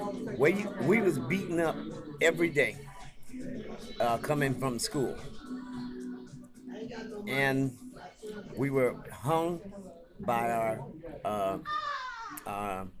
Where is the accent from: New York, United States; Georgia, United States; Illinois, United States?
Illinois, United States; Chicago; I'm a lifelong resident of Chicago. In fact, I was born at 3110 Rhodes on the dining room table.